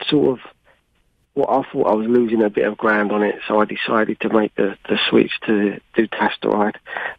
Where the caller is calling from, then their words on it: United Kingdom; here from the UK.